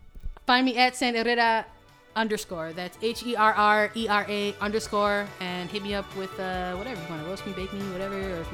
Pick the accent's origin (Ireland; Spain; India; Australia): Australia; I am the Australian.